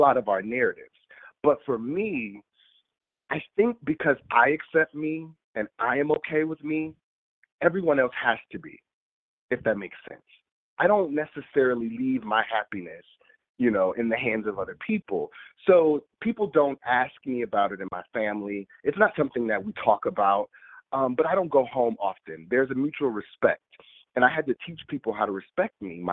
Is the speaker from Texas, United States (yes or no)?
no; Detroit, Michigan, United States; my growing up in Detroit in this very urban area, this very hard knock life